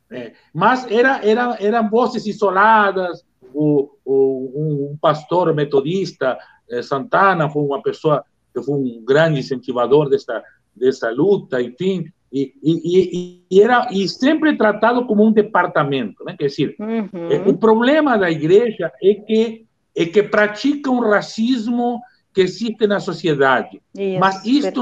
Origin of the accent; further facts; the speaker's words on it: Uruguay; now in Brazil; eu sou uruguaio